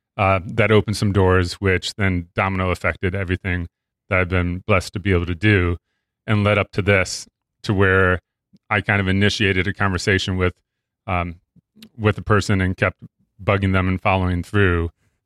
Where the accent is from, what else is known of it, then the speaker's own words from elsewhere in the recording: Illinois, United States; And I grew up near Chicago, so big, huge Bears fan, which isn't always a good thing.